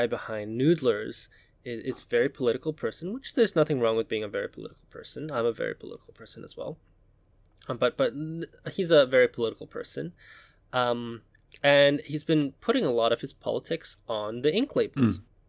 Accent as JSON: {"language": "English", "country": "Hong Kong", "tie": "born or raised there", "said": "Now, I grew up in Hong Kong. Hong Kong does not have a large Jewish population."}